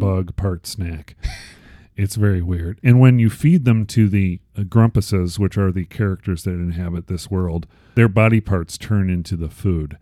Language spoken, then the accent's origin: English; Chicago, Illinois, United States; I was born in Chicago